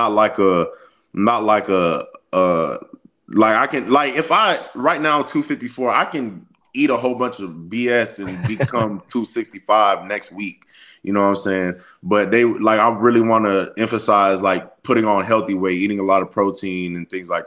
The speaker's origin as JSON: {"language": "English", "town": "Austin", "region": "Texas", "country": "United States", "tie": "born or raised there", "moved": "as an adult", "lives_now": "Gainesville, United States", "said": "I'm from Austin, like the campus is like 15 minutes away from my house"}